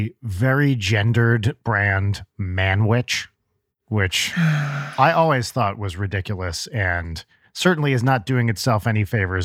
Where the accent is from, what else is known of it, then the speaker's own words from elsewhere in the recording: New Jersey, United States; No, I grew up in New Jersey